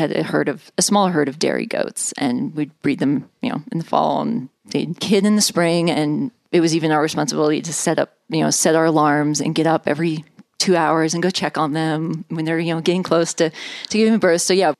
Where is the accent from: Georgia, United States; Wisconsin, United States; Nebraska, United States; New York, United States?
Nebraska, United States; Omaha; I was born in Omaha, Nebraska, in the city